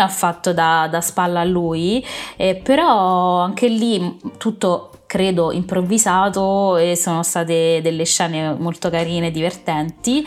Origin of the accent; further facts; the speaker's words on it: Rome, Lazio, Italy; io sono romana